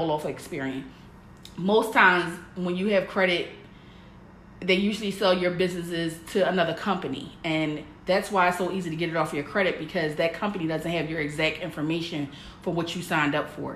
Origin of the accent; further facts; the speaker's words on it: Philadelphia, Pennsylvania, United States; moved away as an adult; I was born and raised in Philly.